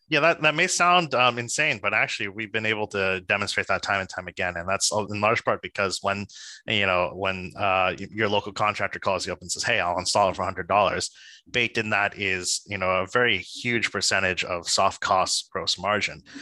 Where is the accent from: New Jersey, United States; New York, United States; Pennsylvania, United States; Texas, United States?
New Jersey, United States; I'm a boy from New Jersey